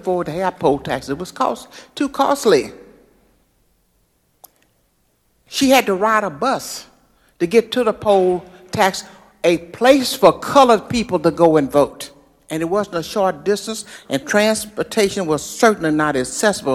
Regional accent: Texas, United States; I was born in Texas

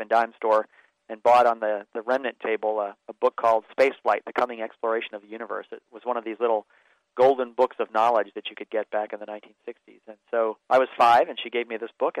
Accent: Baltimore, Maryland, United States; they were building rockets in my hometown as part of the Gemini program in the middle 60s

